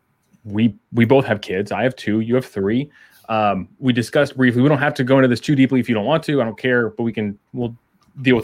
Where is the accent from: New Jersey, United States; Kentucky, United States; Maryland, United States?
Maryland, United States; moved away as an adult; also born or lived in Florida / Kansas; I grew up in Maryland